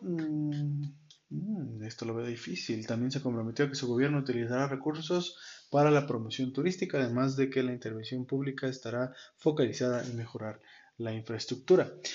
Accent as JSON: {"language": "Spanish", "country": "Mexico", "said": "ese derecho que tenemos como ciudadanos mexicanos"}